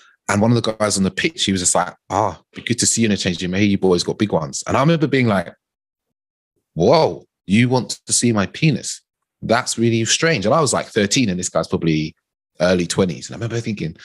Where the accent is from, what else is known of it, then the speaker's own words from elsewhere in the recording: United Kingdom; even as a British black man, there's a slight different nuance from the American black man as well, right? And, you know, you can break it down into, like, my parents are Caribbean